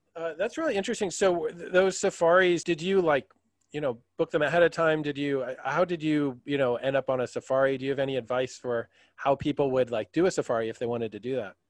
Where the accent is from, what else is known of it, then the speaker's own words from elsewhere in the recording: southeastern Pennsylvania, United States; We're all from Pennsylvania. So, uh, southeastern PA